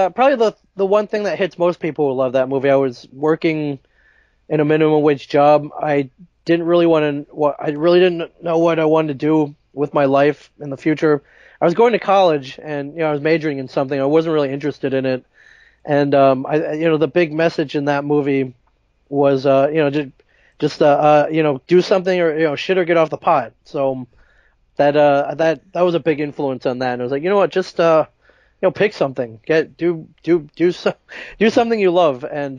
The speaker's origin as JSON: {"language": "English", "region": "Midwest", "country": "United States", "tie": "born or raised there", "lives_now": "Los Angeles, United States", "said": "I grew up mainly in the Midwest, and that is kind of when I met Kevin."}